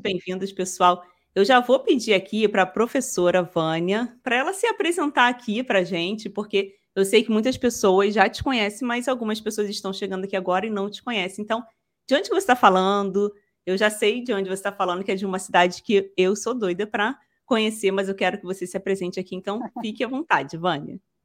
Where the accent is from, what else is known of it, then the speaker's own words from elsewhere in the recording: Rio, Rio de Janeiro, Brazil; eu sou daqui do Rio